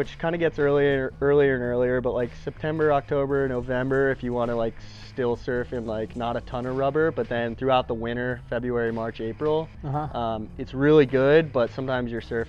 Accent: Rhode Island, United States; I'm from Rhode Island.

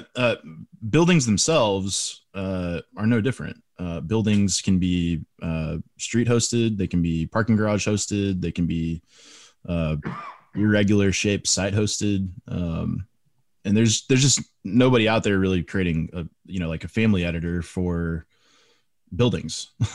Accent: Texas, United States; I'm, I'm a Texas guy. I'm from Texas

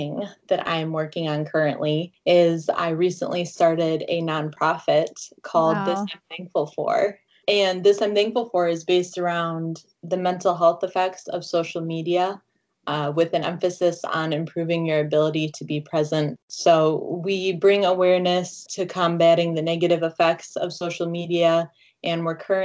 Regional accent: Michigan, United States; now in Milwaukee, United States; I'm from Michigan originally.

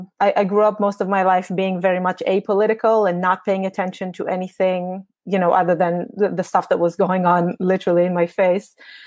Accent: Netanya, Central District, Israel; moved away as an adult; now in London, United Kingdom; I am Israeli. I grew up in Netanya, so born and raised in Netanya.

